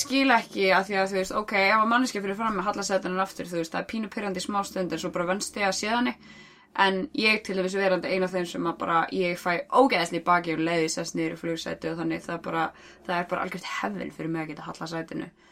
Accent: Iceland; þú er frá Íslandi

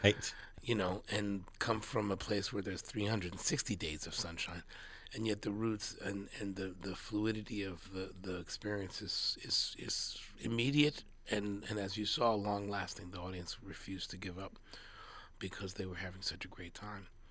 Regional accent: California, United States; I am from California.

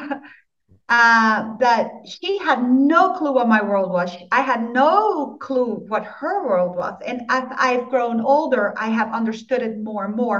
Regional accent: Dominican Republic; I was born in the Dominican Republic. My father was Dutch and my mother was Dominican.

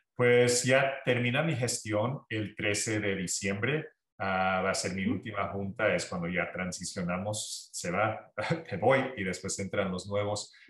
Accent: Santa Ana, California, United States; cuando yo me criaba aquí

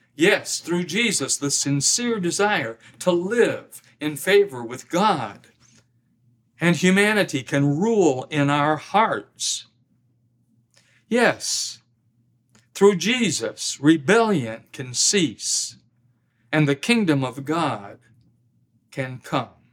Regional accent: Midwest, United States; moved away; also born or lived in US South; I'm a Midwesterner by birth, but a Southerner by marriage and by conviction

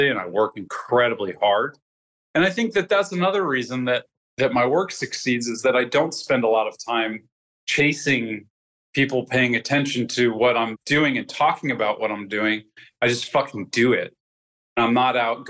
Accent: New Jersey, United States; I grew up in New Jersey, just like a half hour outside of New York City

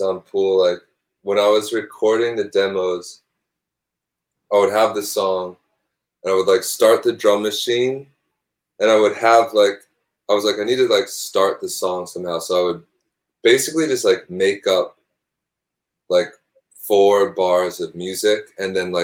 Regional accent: Northeast, United States; now in New York City, United States; I grew up in the Northeast

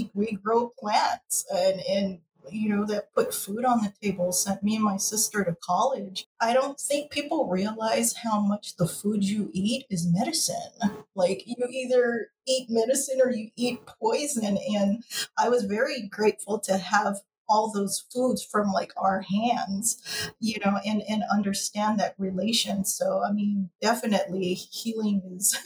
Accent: Hawaii, United States; I'm born and raised in Hawaii in a Native Hawaiian community

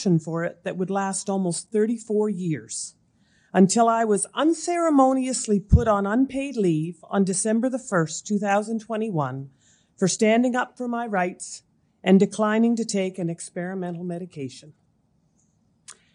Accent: Amherst, Nova Scotia, Canada; also born or lived in Moncton, New Brunswick; I was born and raised in Amherst, Nova Scotia

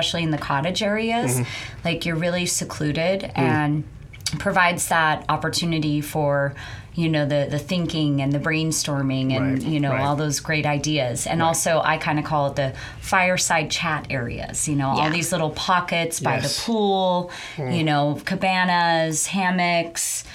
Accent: Ogden, Utah, United States; moved away as an adult; also born or lived in Park City, Utah / Vail, Colorado / Miami, Florida; now in Sonoma, United States; I grew up in Utah

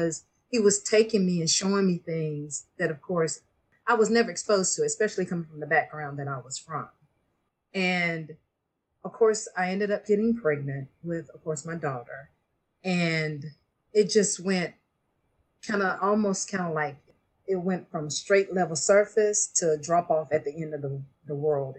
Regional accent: Beaufort, Georgia, United States; I am from Beaufort, Georgia, and I was raised in a very strict Christian home

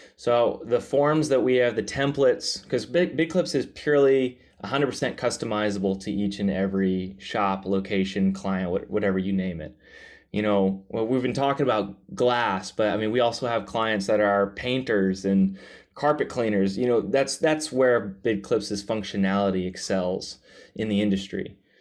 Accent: the Bible Belt, the South, United States; I was raised in the Bible Belt, the South.

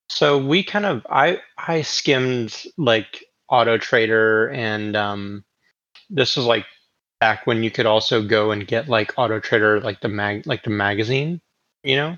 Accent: Oklahoma, United States; growing up in Oklahoma.

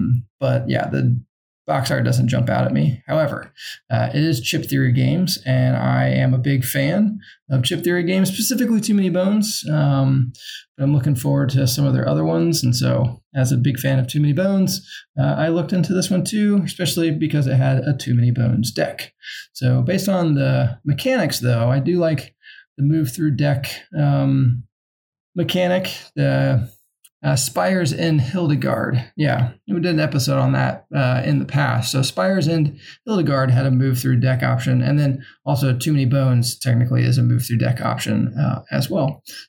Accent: New Zealand; now in Germany; I'm Kiwi, and I'm so very lonely. I'm currently in Germany playing board games.

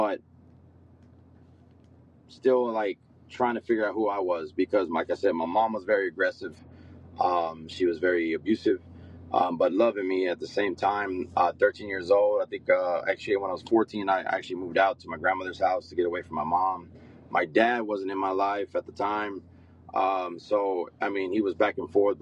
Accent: San Angelo, Texas, United States; now in Dallas, United States; I'm originally from West Texas, San Angelo

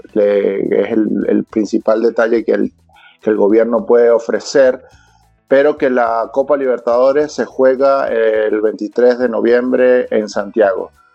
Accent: Venezuela; now in Chile; Te lo digo yo como venezolano

